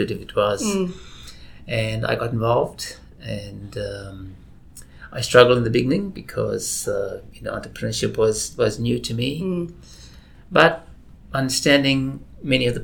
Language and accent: English; South Africa; moved away as an adult; now in Australia; I was born and raised in South Africa